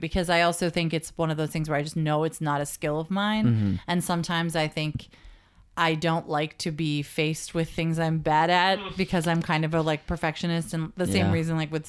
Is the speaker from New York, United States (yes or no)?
yes; New York City, New York, United States; But I am from New York and then actually from New York